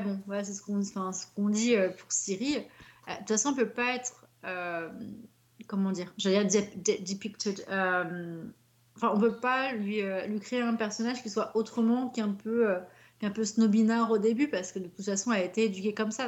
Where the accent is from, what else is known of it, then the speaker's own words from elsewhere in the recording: Paris, Île-de-France, France; je suis de Paris